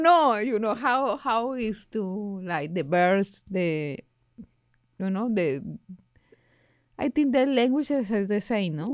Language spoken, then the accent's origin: English; Bogotá, Colombia; English is a second language; now in New York, United States; I'm from Bogotá